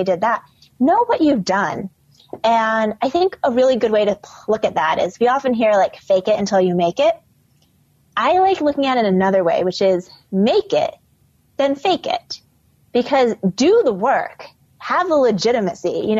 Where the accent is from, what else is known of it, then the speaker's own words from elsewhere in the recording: Midwest, United States; now in New York, United States; I grew up in the Midwest.